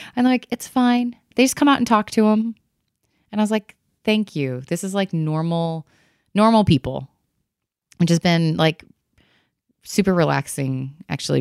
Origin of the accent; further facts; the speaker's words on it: Michigan, United States; I grew up in Michigan